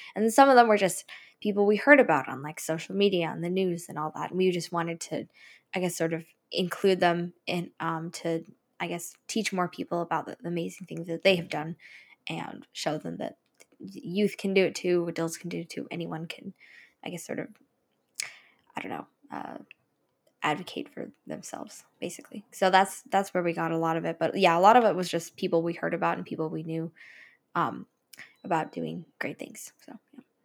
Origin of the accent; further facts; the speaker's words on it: California, United States; also born or lived in East Bay, near Oakland; I spent a little bit of my childhood down in Southern California, and then I moved here, like, to the Bay Area around five years ago